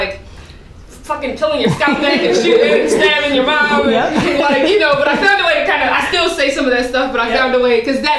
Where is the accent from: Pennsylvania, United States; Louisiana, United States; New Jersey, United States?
Pennsylvania, United States; Philadelphia; I was born in Philadelphia